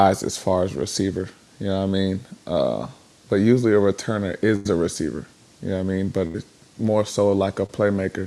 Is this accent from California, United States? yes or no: no; Virginia, United States; moved away; I'm from Virginia